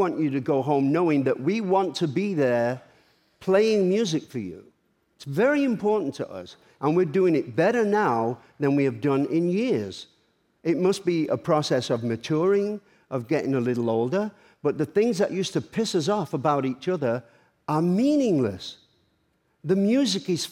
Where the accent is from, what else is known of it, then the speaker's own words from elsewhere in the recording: Manchester, North West England, United Kingdom; Manchester in my hometown.